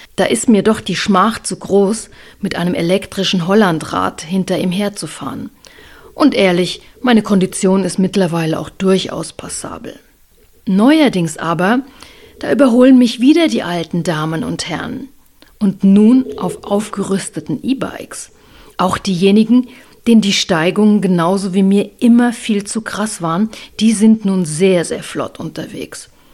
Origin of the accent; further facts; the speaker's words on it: Rhine-Main area, Hesse, Germany; now in Upper Franconia, Germany; Als gebürtige Hessin aus dem Rhein-Main-Gebiet